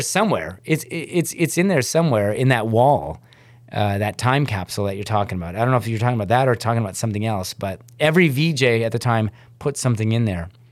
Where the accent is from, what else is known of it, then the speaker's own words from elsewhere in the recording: Hamilton, Ontario, Canada; I was this kid from Hamilton